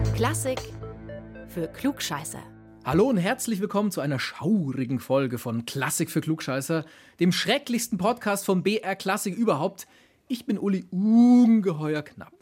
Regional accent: Germany; Bei uns in Deutschland

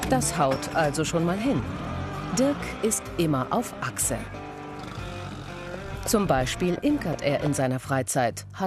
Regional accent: Greece; Ich bin Griechin und wenn ich mit meiner Familie spreche oder mit meinem Mann spreche, und da wird die Stimme auch immer lauter

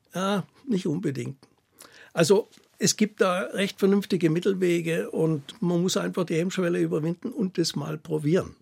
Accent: Ore Mountains, Saxony, Germany; accent: Saxon; moved away; Ich bin ja in der DDR im Erzgebirge aufgewachsen

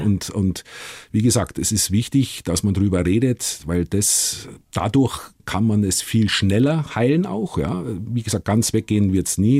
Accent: Gilching, Bavaria, Germany; moved away as an adult; also born or lived in Liverpool; ich bin äh, in Gilching aufgewachsen.

